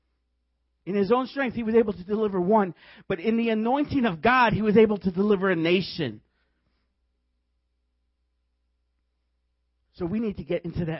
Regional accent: Chicago, Illinois, United States; I was from Chicago

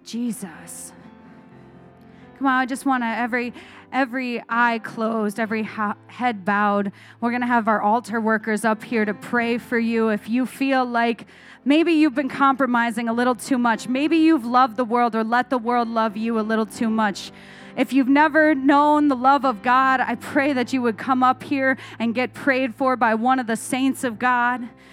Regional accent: Arizona, United States; I grew up in Arizona where we have lots of creeks.

